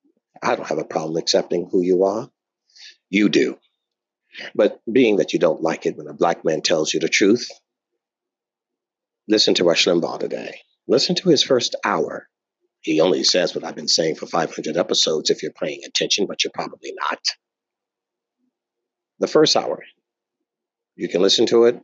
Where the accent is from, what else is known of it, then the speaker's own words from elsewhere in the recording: United States; I'm African American